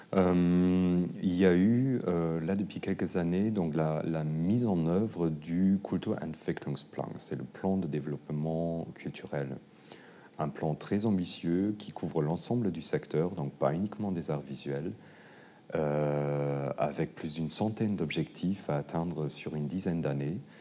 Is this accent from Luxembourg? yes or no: yes; Luxembourg; moved away; je venais du Luxembourg